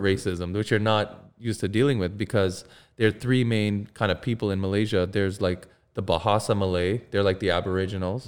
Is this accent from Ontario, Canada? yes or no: yes; Mississauga, Ontario, Canada; also born or lived in Toronto; I grew up in Mississauga